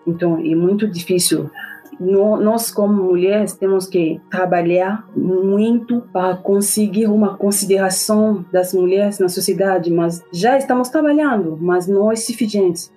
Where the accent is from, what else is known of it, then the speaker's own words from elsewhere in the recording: DR Congo; Portuguese is a second language; moved away as an adult; also born or lived in Morocco / Cuba; now in Curitiba, Brazil; Sou africana da República Democrática do Congo